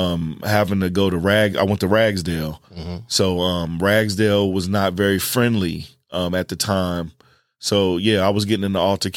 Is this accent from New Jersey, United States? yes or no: yes; East Orange, New Jersey, United States; also born or lived in High Point, North Carolina; I'm from East Orange, New Jersey, originally. Then it got a little bit crazy there. So my mom moved us and we ended up in High Point, North Carolina, where it was crazy, too.